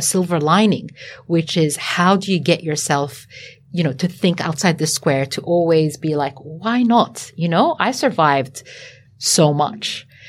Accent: Lebanon; also born or lived in Sydney, Australia; now in Australia; the way I was brought up as well in Lebanon

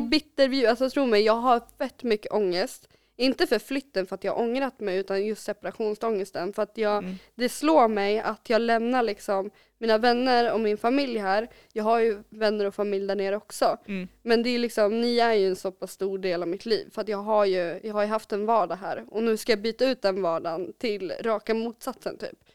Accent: Kolbäck, Västmanland, Sweden; jag är uppvuxen i Kolbäck

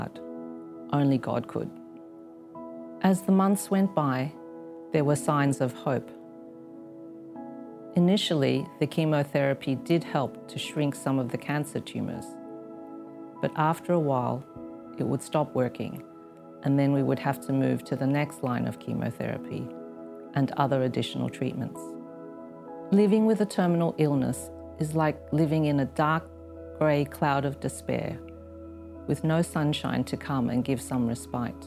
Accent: Australia; moved away as an adult; now in Hong Kong; I had attended a convent school when I was growing up in Australia

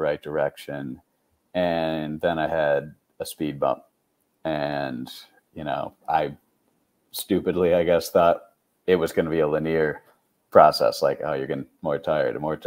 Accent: Syracuse, New York, United States; I'm from Syracuse, New York, Syracuse University.

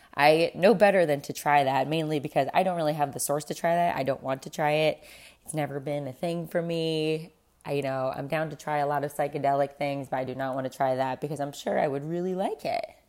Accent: South Florida, United States; I grew up in South Florida

